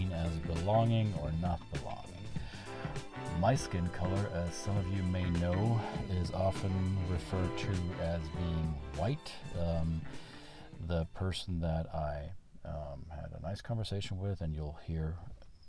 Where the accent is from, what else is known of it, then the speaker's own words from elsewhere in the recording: Germany; now in United States; I was born and raised in Germany, and I live in the United States